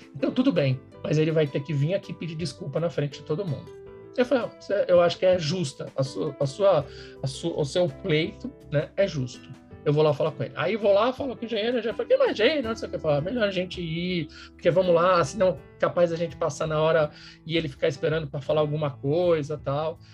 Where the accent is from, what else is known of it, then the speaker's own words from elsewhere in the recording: São Paulo, Brazil; sou de São Paulo, sempre morei em São Paulo